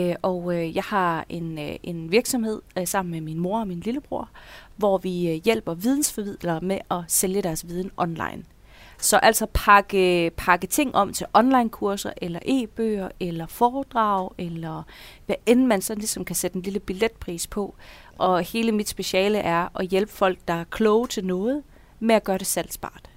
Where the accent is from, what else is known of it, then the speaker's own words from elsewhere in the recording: Denmark; now in Horsens, Denmark; jeg, jeg er jyde